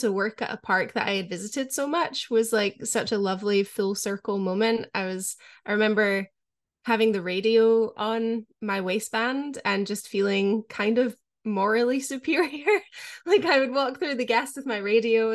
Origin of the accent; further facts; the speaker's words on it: Scotland, United Kingdom; growing up in Scotland